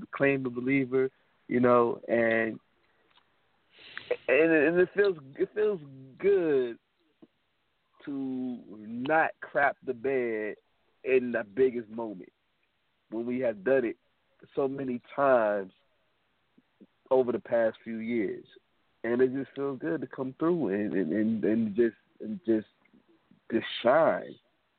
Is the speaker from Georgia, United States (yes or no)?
yes; Atlanta, Georgia, United States; now in West Palm Beach, United States; I live in West Palm. I'm from Atlanta, but I live in West Palm currently.